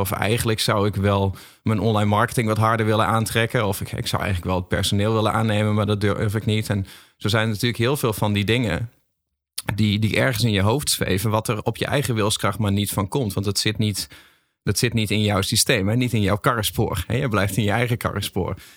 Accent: Groningen, Netherlands; Ik kom ook uit Groningen

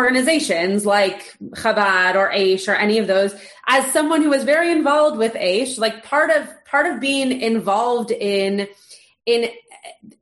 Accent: Los Angeles, California, United States; also born or lived in Bedford, Indiana; growing up in Los Angeles, in a predominantly Jewish bubble

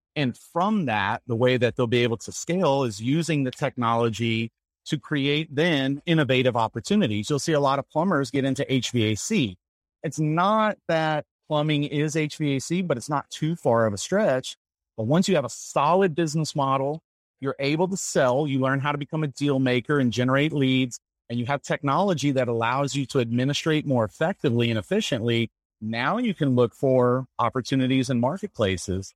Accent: Nashville, Tennessee, United States; also born or lived in Lafayette, Louisiana; now in Colorado Springs, United States; I grew up in Nashville, Tennessee

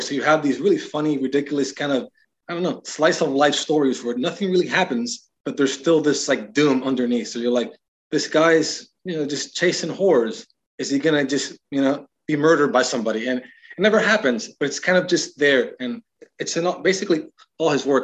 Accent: Miami, Florida, United States; moved away as an adult; also born or lived in Iowa; I come from Miami, uh, probably you could say I'm from the hood. It's the way I grew up.

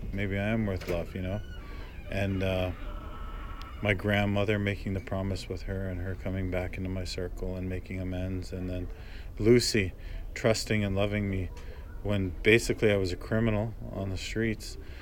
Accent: Brampton, Ontario, Canada; growing up in Brampton

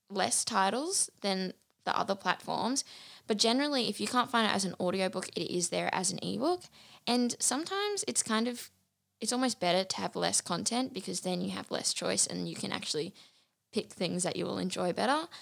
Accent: Bundaberg, Queensland, Australia; also born or lived in Brisbane / Biloela; We also moved back to Bundaberg. So I was born in Bundaberg, raised here for a few years. Then we went to Brisbane, which is like very different to Bundaberg.

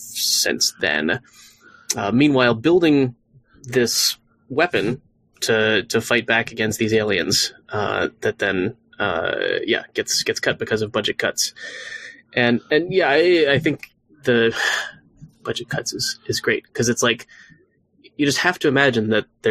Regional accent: Omaha, Nebraska, United States; I grew up in Omaha, Nebraska

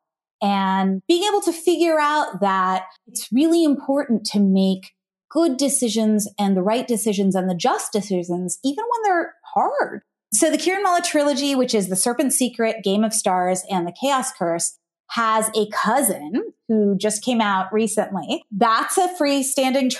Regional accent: United States; also born or lived in Ohio / New Jersey; My parents came from India, but I grew up in Ohio and New Jersey

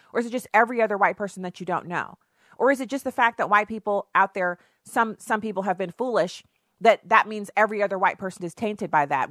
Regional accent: United States; first language English; to me being an American, to me being able to serve in the military, to me being able to claim this country as my birthright

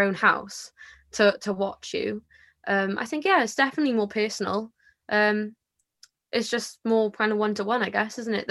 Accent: Porthcawl, Wales, United Kingdom; I'm from Porthcawl. I was born here, so yeah, I have never lived anywhere else

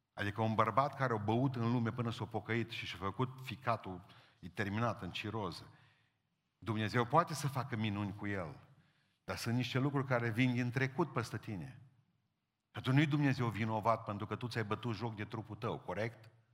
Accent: Romania; suntem din România

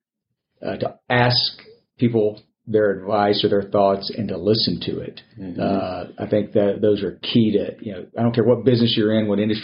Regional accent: Bryan, Texas, United States; I am from Bryan, Texas

